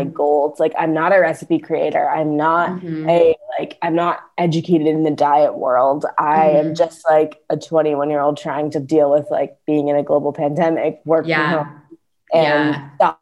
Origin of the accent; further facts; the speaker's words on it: St. Louis, Missouri, United States; also born or lived in Evanston, Illinois; I'm currently working from home in my hometown of St. Louis